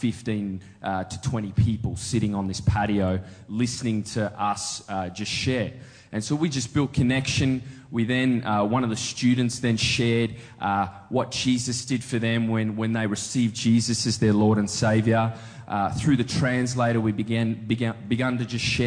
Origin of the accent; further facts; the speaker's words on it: Australia; I'm from Australia